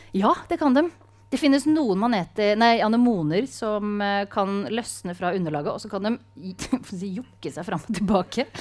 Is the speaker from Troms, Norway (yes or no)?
no; Sarpsborg, Østfold, Norway; jeg er jo fra Sarpsborg